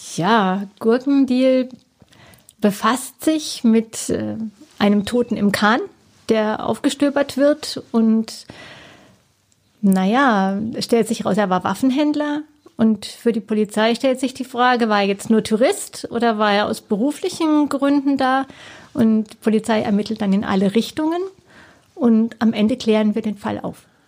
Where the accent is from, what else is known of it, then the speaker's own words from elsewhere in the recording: Black Forest, Baden-Württemberg, Germany; now in Cottbus, Germany; Schwarzwald, wo ich herkomme